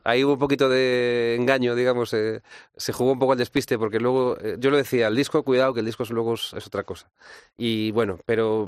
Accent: Galicia, Spain; born or raised there; also born or lived in Latin America

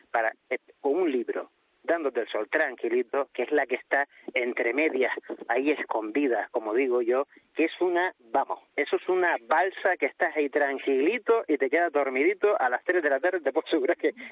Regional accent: Gran Canaria, Canary Islands, Spain; soy de Gran Canaria

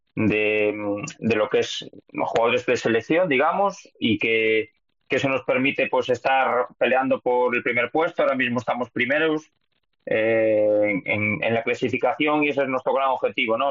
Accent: Lugo, Galicia, Spain; accent: Galician; moved away as an adult; also born or lived in Valencia / Tudela; now in Indonesia; soy feliz además que de tener este acento porque representa a mi tierra y a mí me encanta mi tierra, me encanta Lugo

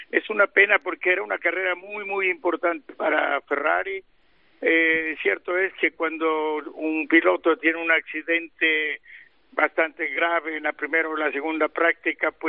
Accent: Mexico; soy, soy mexicano

